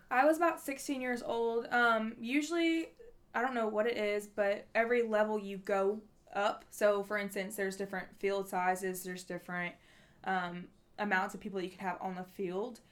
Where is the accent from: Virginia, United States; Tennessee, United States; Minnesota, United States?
Tennessee, United States; Nashville; I am from Nashville, Tennessee